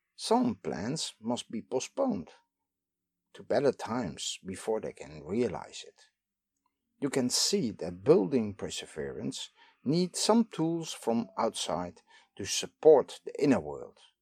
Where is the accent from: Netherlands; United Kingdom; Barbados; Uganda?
Netherlands; I am from the Netherlands